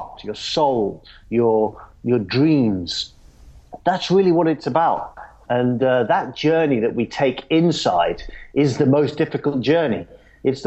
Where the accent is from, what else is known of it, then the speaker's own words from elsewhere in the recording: London, United Kingdom; I grew up in London